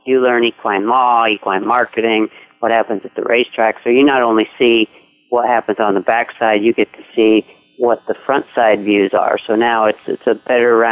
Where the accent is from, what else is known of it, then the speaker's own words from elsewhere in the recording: Iowa, United States; moved away as an adult; also born or lived in Louisville, Kentucky; now in Kentucky, United States; I grew up in Iowa